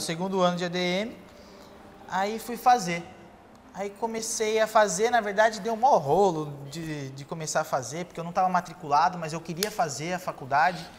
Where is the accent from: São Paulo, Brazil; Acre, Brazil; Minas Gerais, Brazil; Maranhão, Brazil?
São Paulo, Brazil; Ubatuba; sou nascido em São Paulo, com dois anos eu vim para Ubatuba